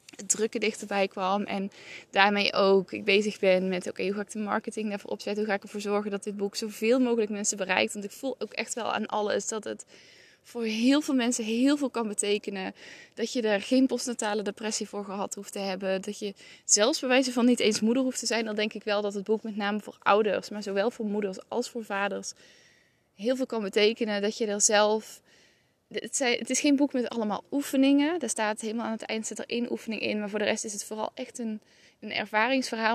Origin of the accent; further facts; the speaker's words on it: North Brabant, Netherlands; waar ik ben opgegroeid in Brabant